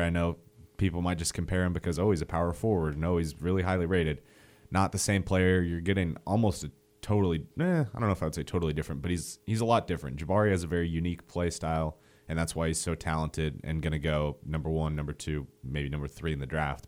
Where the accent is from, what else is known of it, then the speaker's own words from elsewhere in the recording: Montana, United States; moved away as an adult; now in Alabama, United States; I'm originally from Montana, so that's kind of a trek back home